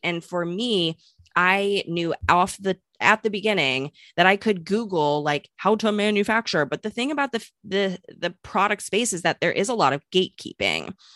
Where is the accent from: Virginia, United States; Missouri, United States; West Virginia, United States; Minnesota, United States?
Missouri, United States; St. Louis; moved away; also born or lived in New York; I'm from Saint Louis, not necessarily a small town by any means, but, you know, a Midwest girl moved to New York